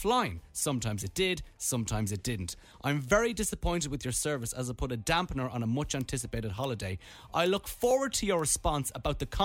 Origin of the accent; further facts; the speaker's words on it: Ireland; I am from Ireland